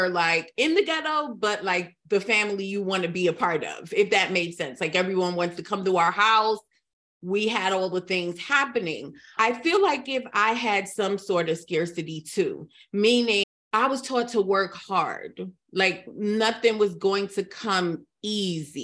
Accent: United States; also born or lived in Trinidad; I was in America

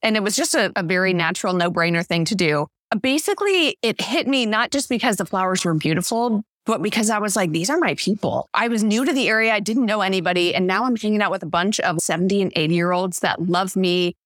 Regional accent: St. Louis, Missouri, United States; now in Skagit Valley, United States; I grew up in Missouri, in Saint Louis

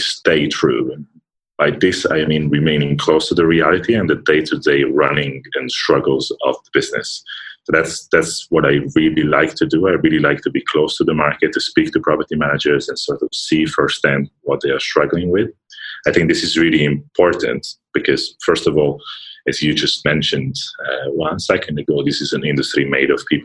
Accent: Milan, Lombardy, Italy; moved away as an adult; also born or lived in United Kingdom; I'm Italian, first of all. I was born and raised in Milan, lived there for most of my life

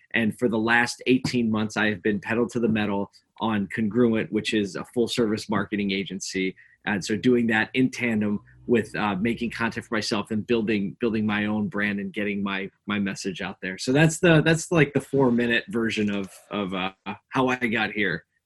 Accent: Philadelphia, Pennsylvania, United States; moved away as an adult; also born or lived in upstate New York; I grew up in Philly, uh, Philadelphia, Pennsylvania. Um, so I was a city kid growing up.

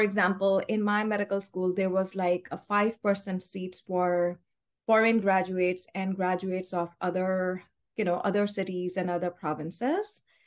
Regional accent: Karachi, Sindh, Pakistan; moved away as an adult; now in Rhode Island, United States; we are originally from Karachi, Pakistan

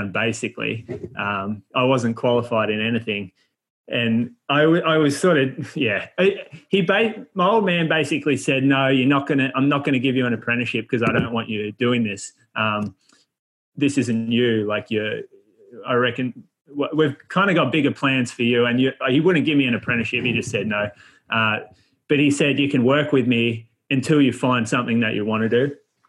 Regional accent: Australia; also born or lived in Chico, California; being an Australian on campus in a college town

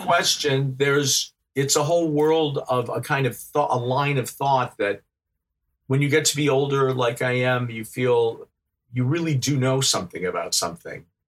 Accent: Midwest, United States; moved away as an adult; also born or lived in France; growing up in the Midwest, Midwestern United States

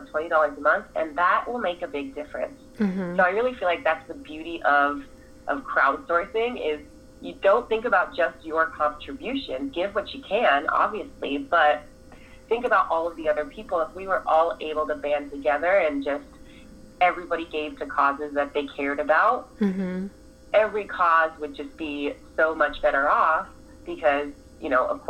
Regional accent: United States; I'm African American

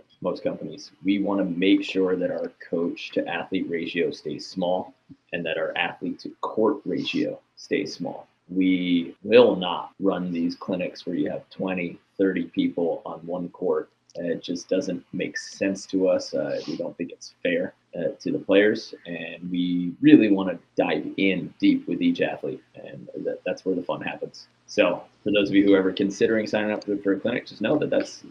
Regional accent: New York, United States; born or raised there; moved away

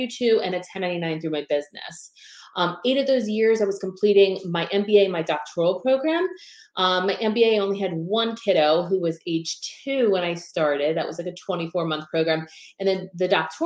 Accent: Pennsylvania, United States; also born or lived in South Florida; now in Tampa, United States; I originally was born and raised in Pennsylvania

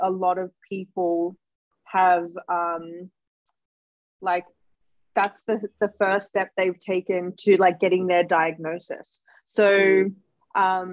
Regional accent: Sydney, New South Wales, Australia; we're from the West. If you know, we're like Terra Sancta College.

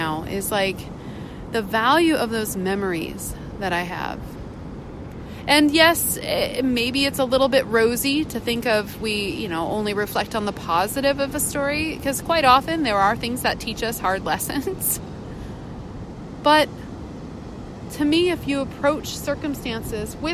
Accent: Puget Sound, Northwest, Washington, United States; moved away; also born or lived in California; I grew up on Puget Sound up in the Northwest boating

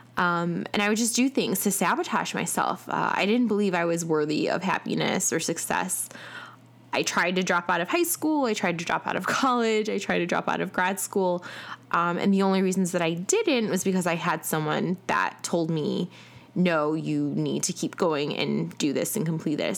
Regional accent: Chicago, Illinois, United States; now in Atlanta, United States; I am originally from Chicago, uh, and I currently live in Atlanta

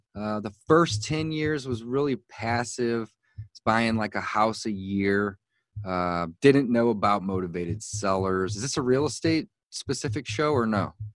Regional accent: St. Louis, Missouri, United States; I was born and raised in St. Louis, Missouri, and that's where I live today

